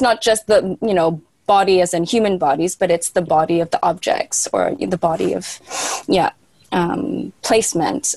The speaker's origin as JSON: {"language": "English", "country": "Canada", "moved": "as an adult", "lives_now": "Berlin, Germany", "said": "I am Canadian, but I left many years ago"}